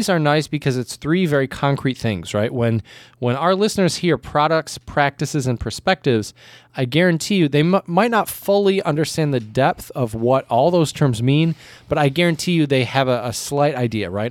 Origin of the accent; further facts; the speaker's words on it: United States; as an American